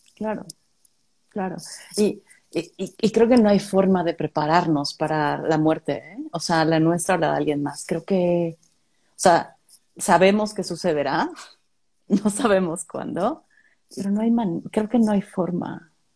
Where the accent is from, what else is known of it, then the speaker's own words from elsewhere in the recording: Tampico, Tamaulipas, Mexico; moved away; yo soy de Tampico